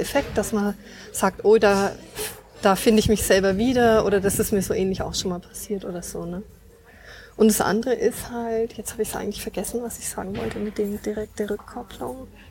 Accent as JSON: {"language": "German", "town": "Nuremberg", "region": "Bavaria", "country": "Germany", "said": "bin aus Nürnberg, ich bin also echte Nürnbergerin und wohne auch hier"}